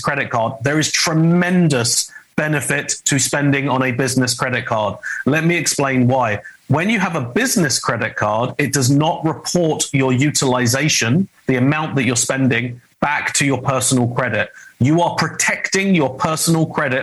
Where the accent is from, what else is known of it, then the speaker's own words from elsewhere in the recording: United Kingdom; accent: British; now in Los Angeles, United States; my British accent. I'm American. I live in Los Angeles